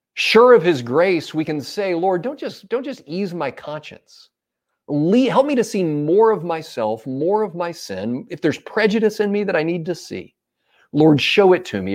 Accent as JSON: {"language": "English", "country": "United States", "said": "as a pastor, as a husband, as a father, as an American"}